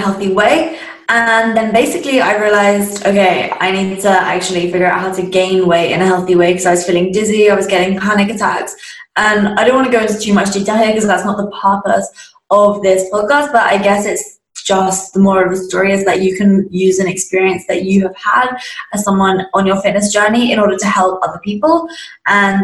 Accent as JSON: {"language": "English", "area": "Surrey", "region": "South East England", "country": "United Kingdom", "tie": "born or raised there", "said": "I was obviously in my second last year of high school in England. That's where I'm from, a place called Surrey."}